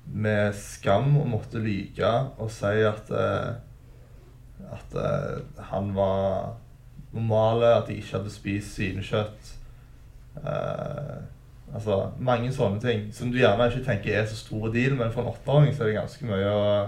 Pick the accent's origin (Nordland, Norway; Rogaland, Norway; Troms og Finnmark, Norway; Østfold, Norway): Rogaland, Norway; Stavanger; jeg vokste opp på Storhaug på tidlig 2000-tallet